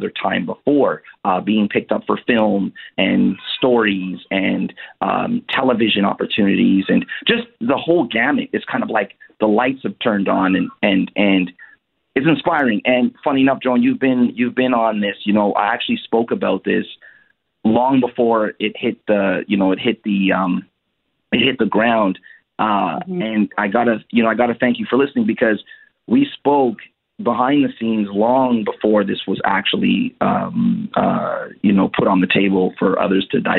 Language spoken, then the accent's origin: English; Canada; my family originally are from Haiti. I was born here in Canada